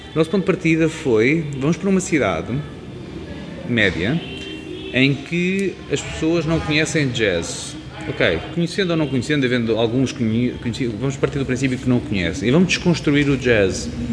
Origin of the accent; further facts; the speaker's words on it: Leiria, Centro, Portugal; moved away as an adult; also born or lived in Lisbon; saí de Leiria, ou seja, vim para Lisboa estudar